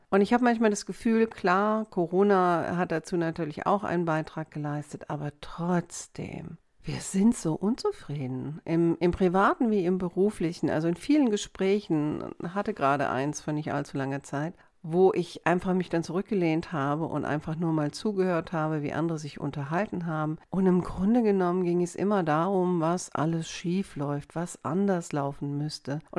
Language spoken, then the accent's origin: German; Wiesbaden, Hesse, Germany; jetzt am Wochenende war ich auch in meiner alten Heimatstadt Wiesbaden